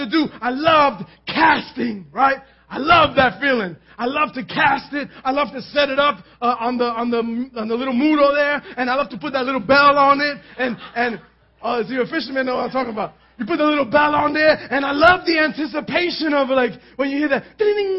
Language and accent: English; New York City, New York, United States; We lived in Manhattan. We grew up in Manhattan